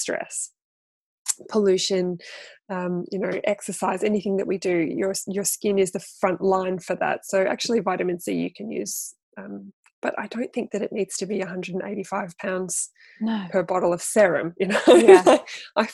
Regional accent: Australia; moved away as an adult; now in United Kingdom; I am an Australian. I'm a displaced Australian living in the UK for 16 years, I think now

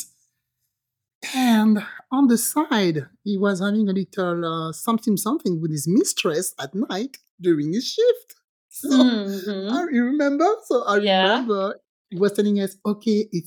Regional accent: France; accent: French; English is a second language; moved away; I was born and grew up in France, but my parents are from the Caribbean

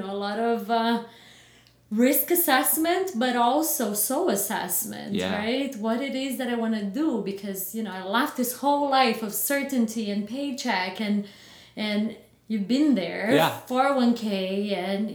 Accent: Batatais, São Paulo, Brazil; now in Chandler, United States; Born and raised in a little town called Batatais

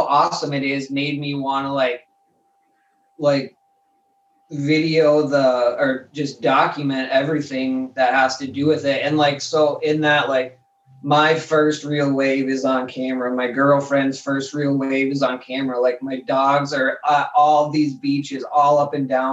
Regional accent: Denver, Colorado, United States; now in Michigan, United States; I'm from Denver

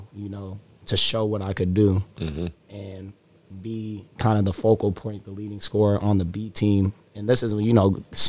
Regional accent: Sacramento, California, United States; I'm from Sacramento, played at Franklin High School in Elk Grove

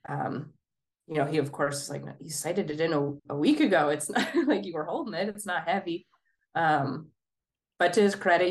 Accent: Idaho, United States; now in Minnesota, United States; I grew up in Idaho

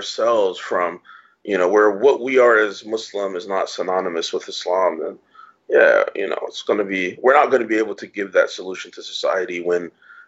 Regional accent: United States; now in Iran; So if I say America, and it's like, no way, you can't be from America.

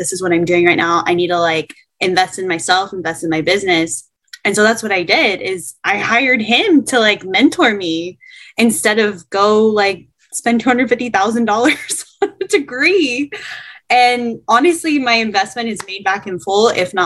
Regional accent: Palmdale, California, United States; I'm from Palmdale, California, which is about an hour outside of Los Angeles

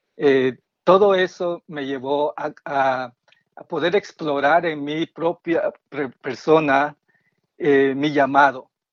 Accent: Guatemala; now in Silver Spring, United States; vivo en Silver Spring, Maryland, y soy originario de Guatemala

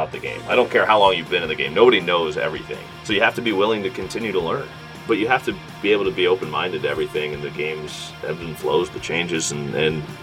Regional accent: Kansas City, Missouri, United States; moved away; I grew up in Kansas City, so I grew up watching the Royals

